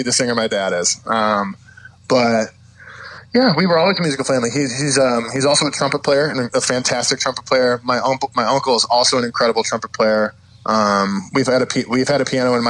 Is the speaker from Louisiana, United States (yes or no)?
no; Chicago, Illinois, United States; growing up in Chicago, I started going to local pop punk shows